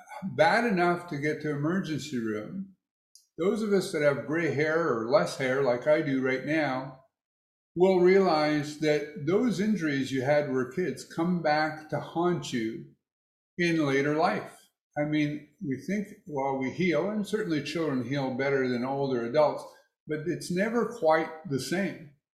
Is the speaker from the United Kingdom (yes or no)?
no; United States; Of course, as American, I'm guessing that in Canada, there's a lot more kids playing hockey.